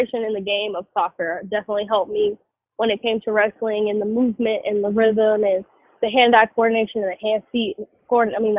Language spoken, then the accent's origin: English; Georgia, United States; I did a few things growing up in Georgia